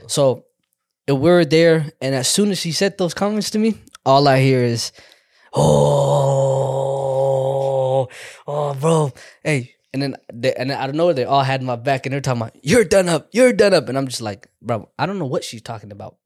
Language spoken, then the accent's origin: English; United States; accent: Southern; also born or lived in Somalia; I'm from America